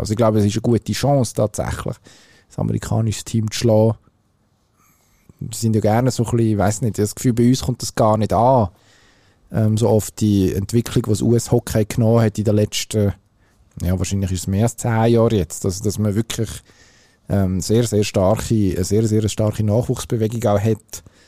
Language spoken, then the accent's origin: German; Switzerland; wir als Schweizer